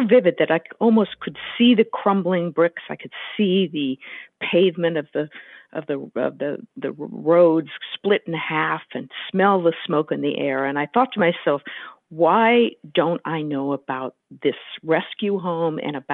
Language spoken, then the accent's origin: English; the Bay Area, California, United States; I come from California and was born in the Bay Area